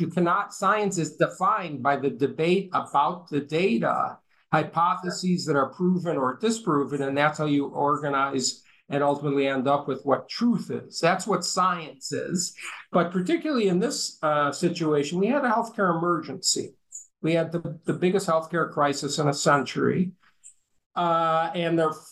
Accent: United States; I'm an American

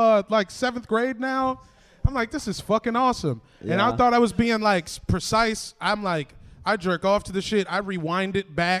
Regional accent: Arlington, Virginia, United States; I grew up in Arlington, Virginia, me and like half my family.

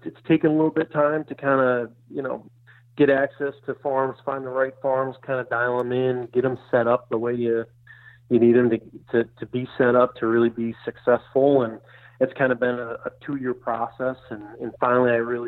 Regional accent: Michigan, United States; moved away as an adult; also born or lived in New York; now in Iowa, United States; I grew up in Michigan

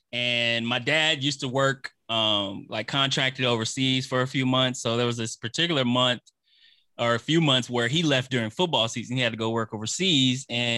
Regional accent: Texas, United States; my early days of growing up in Texas.

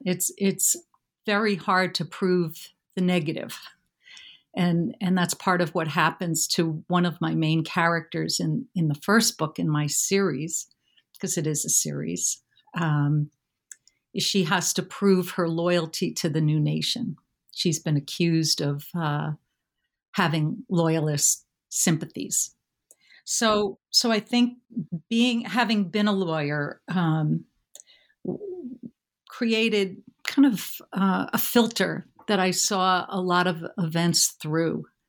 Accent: New York City, New York, United States; I grew up in and around New York City

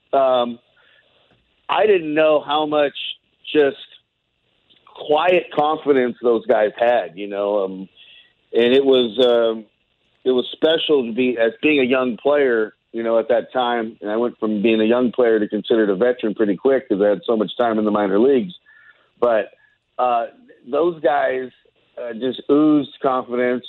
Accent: near the Bay Area, California, United States; now in Bay Area, United States; I'm in the Bay Area. You know, uh, not too far from my hometown where I grew up

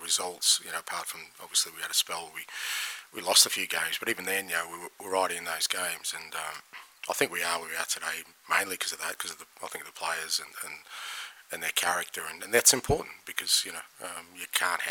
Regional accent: Australia; now in United Kingdom; being Australian

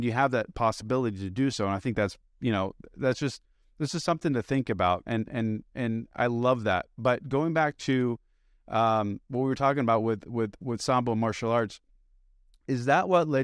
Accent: Beirut, Beirut Governorate, Lebanon; also born or lived in United States; I'm an immigrant. I'm not from here. I was born here, but I, you know, I was raised in Beirut and Lebanon.

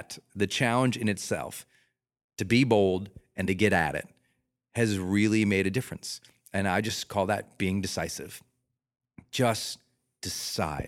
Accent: Montana, United States; moved away; I'm a Rocky Mountain kid. I'm from Montana

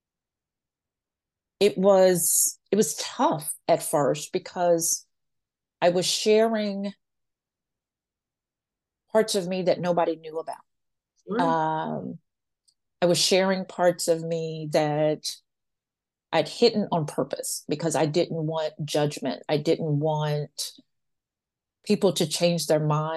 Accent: Washington, District of Columbia, United States; I'm a fourth generation Washingtonian

